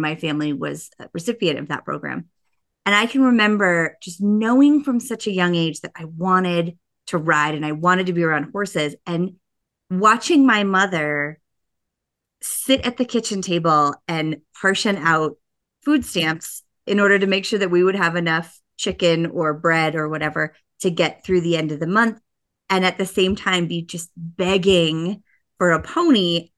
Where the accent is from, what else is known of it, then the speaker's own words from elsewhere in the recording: Boulder, Colorado, United States; moved away as an adult; I'm a Colorado native. There's not a lot of us that were born here, but I was born in Boulder, Colorado